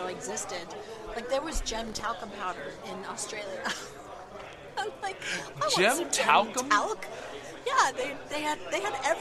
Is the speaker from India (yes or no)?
no; England, United Kingdom; I am English. I was born and raised in England